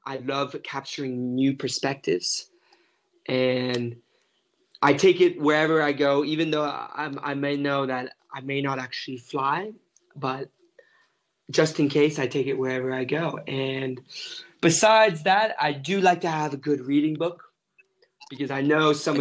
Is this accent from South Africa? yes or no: yes; South Africa; moved away as an adult; now in Medellin, Colombia; I'm from South Africa